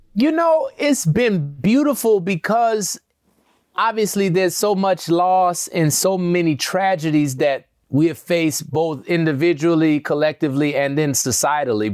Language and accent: English; New Orleans, Louisiana, United States; accent: southern; we grew up in New Orleans